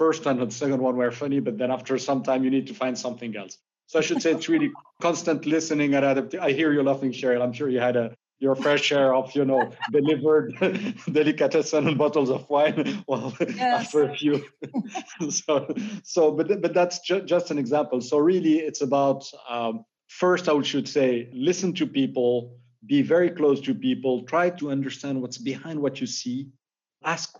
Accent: Morocco; moved away; I'm originally from Morocco

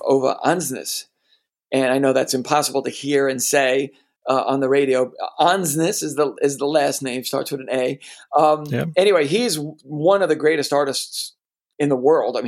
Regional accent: New York, United States; also born or lived in Stanford, California / Vienna, Austria; I'm a New Yorker.

